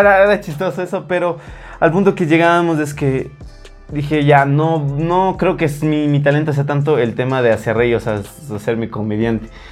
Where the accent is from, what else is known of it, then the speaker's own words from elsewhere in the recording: Ecuador; muchos ecuatorianos tenemos